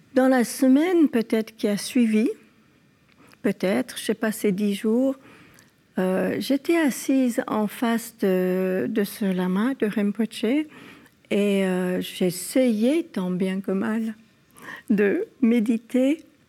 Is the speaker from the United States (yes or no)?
yes; California, United States; moved away; also born or lived in France; Dans mon enfance en Californie, mes parents nous mettaient dans des écoles catholiques